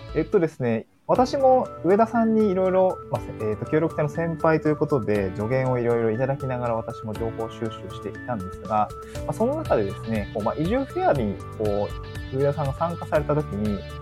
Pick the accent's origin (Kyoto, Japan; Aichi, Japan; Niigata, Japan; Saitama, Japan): Niigata, Japan; also born or lived in Tokyo; now in Awaji Island, Japan; 新潟市出身ということで